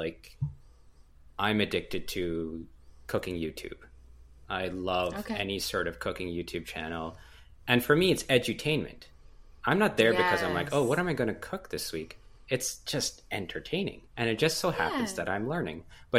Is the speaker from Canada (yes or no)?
yes; Canada; I'm Canadian, so I'll say Z.